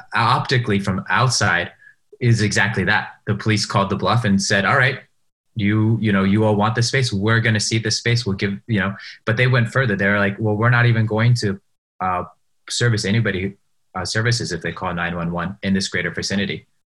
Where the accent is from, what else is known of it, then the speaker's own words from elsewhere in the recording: Seattle, Washington, United States; moved away as an adult; I grew up in Seattle. I moved out right before this pandemic